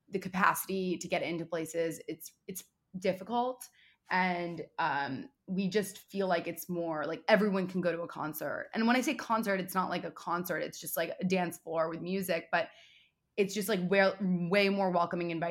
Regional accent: New York City, New York, United States; York City, born and raised, Upper West Side. I'm 26 years old.

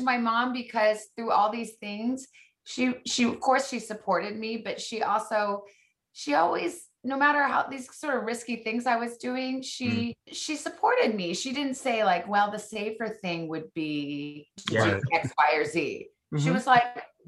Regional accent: Tucson, Arizona, United States; moved away as an adult; also born or lived in Missouri / Washington, D.C.; I went from Missouri back to Tucson, Arizona, my hometown

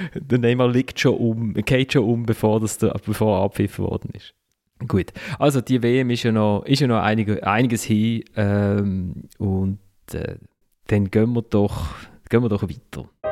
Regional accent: Basel, Basel-Stadt, Switzerland; ich als Basler

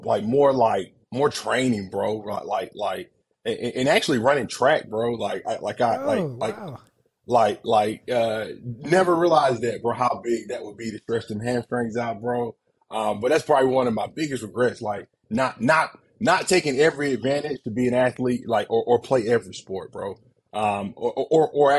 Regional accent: Warner Robins, Georgia, United States; moved away as an adult; also born or lived in West Lafayette, Indiana; I'm from Warner Robins, Georgia, big football city

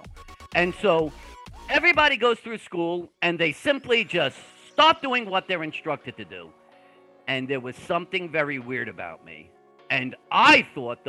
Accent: Long Island, New York, United States; accent: Brooklyn; I'm actually from Long Island, but I have the most extreme Brooklyn accent

